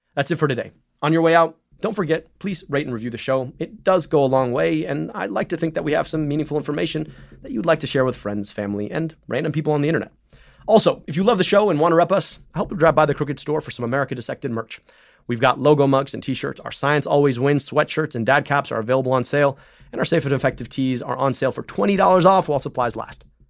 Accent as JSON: {"language": "English", "area": "right outside Detroit", "region": "Michigan", "country": "United States", "tie": "born or raised there", "said": "I grew up right outside Detroit"}